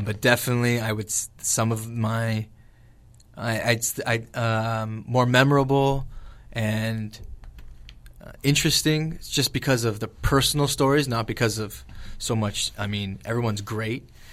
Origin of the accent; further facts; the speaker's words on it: LaSalle, Ontario, Canada; born and raised in LaSalle.